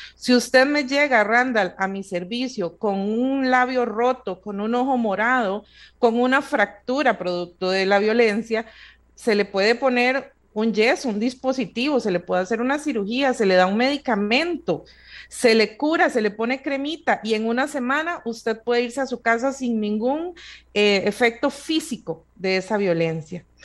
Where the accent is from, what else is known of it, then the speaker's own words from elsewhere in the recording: Costa Rica; nosotros como sociedad costarricense